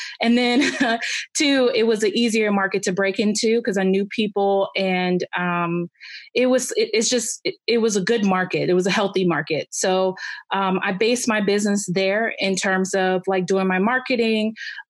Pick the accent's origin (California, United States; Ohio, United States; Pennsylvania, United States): Ohio, United States; Cleveland; And then I'm originally from Cleveland, Ohio. So I work out of there too.